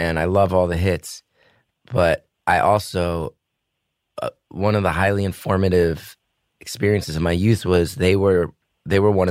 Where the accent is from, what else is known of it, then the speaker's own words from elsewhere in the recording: New Jersey, United States; I grew up in New Jersey and I went to Rutgers in New Brunswick